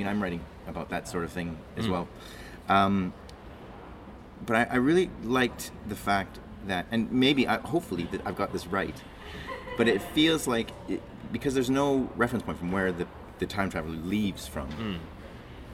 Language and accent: English; Alberta, Canada; now in United Kingdom; my home country